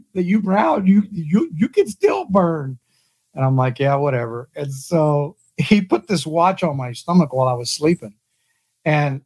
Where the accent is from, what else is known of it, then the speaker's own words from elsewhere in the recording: South Texas, United States; I grew up in South Texas